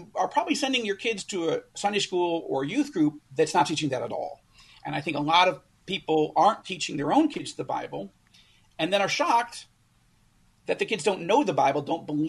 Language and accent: English; United States; moved away as an adult; now in Israel; We were born and raised in the United States, but we became Israeli citizens 9.5 years ago